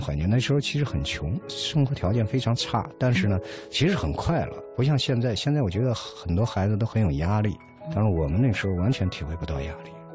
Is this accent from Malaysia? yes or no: no; Henan, China; moved away; also born or lived in Kassel, Germany; 我是河南的